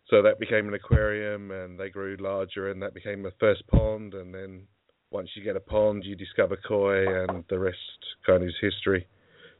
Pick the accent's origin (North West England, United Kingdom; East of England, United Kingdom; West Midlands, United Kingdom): East of England, United Kingdom; Essex; I'm from Essex, to the east of London